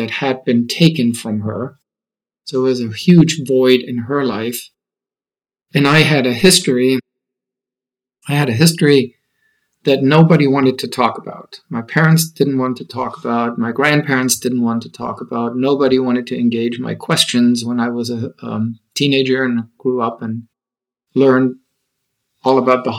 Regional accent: Nuremberg, Bavaria, Germany; moved away as an adult; also born or lived in Austin; I was born and raised in Germany, and Nuremberg is my hometown

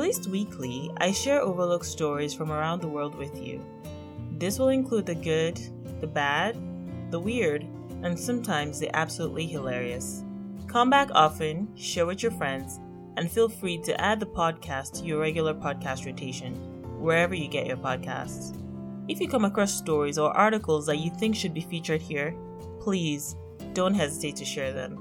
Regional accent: Nigeria; moved away; as a Nigerian

